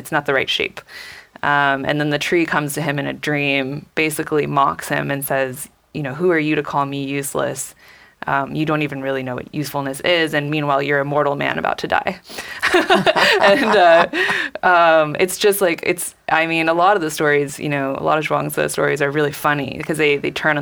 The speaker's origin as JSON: {"language": "English", "region": "California", "country": "United States", "tie": "born or raised there", "said": "I grew up in California"}